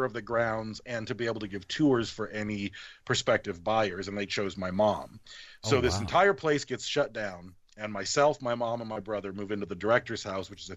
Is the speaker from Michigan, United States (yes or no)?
yes; Battle Creek, Michigan, United States; also born or lived in Detroit, Michigan; now in Bakersfield, United States; I was born in Detroit. We moved out here to Bakersfield, where I live right now in California. And then my mom got a job in Battle Creek, Michigan, where I spent my childhood all the way through high school.